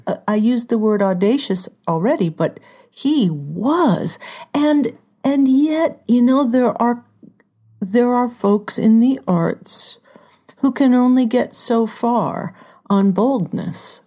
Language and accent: English; Southern California, United States; moved away; also born or lived in Hollywood / Minneapolis; I'm from Southern California